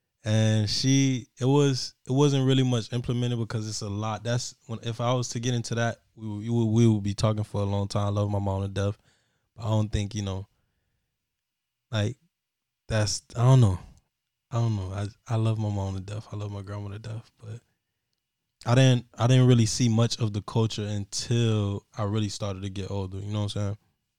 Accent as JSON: {"language": "English", "town": "Miami", "region": "Florida", "country": "United States", "tie": "born there", "said": "Nope, I was born in Jackson South. Right in Overtown."}